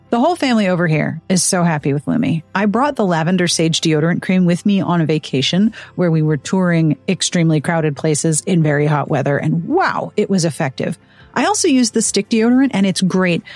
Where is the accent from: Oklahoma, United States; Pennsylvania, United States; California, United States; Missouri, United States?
Pennsylvania, United States; Pittsburgh; moved away; Pittsburgh is my hometown. That is where I was born and raised